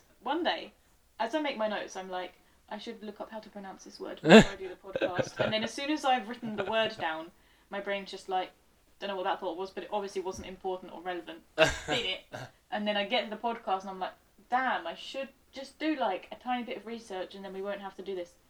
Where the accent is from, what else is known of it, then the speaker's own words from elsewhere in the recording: Virginia, United States; I'm from Virginia, so watch your mouth.